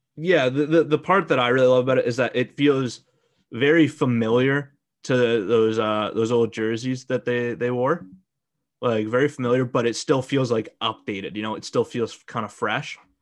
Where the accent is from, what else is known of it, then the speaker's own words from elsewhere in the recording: Calgary, Alberta, Canada; I grew up in Calgary.